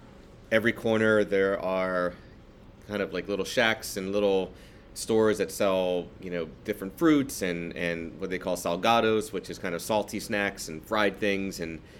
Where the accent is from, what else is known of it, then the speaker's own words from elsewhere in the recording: East Coast, United States; And it really kind of opened up my palate to things that I just hadn't tried, you know, growing up on the East Coast.